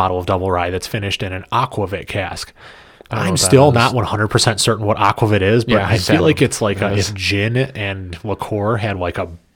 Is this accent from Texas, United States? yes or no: no; Michigan, United States; we're from Michigan